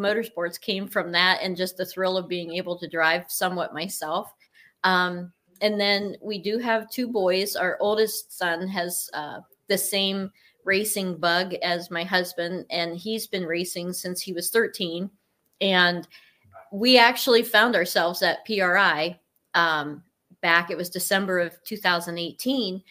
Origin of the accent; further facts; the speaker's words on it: Cortland, Ohio, United States; I am from Cortland, Ohio, which is on the border of Pennsylvania